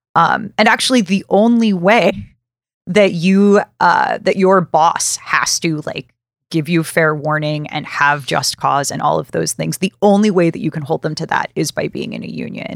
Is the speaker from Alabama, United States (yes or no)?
yes; Birmingham, Alabama, United States; I'm from Birmingham, Alabama. Bessemer is very close to where I grew up